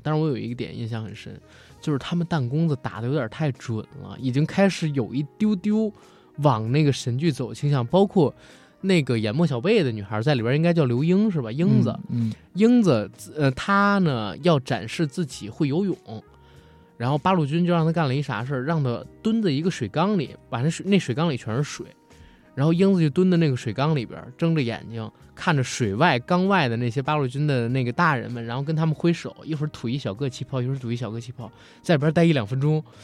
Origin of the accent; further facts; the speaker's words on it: China; 我是一个中国人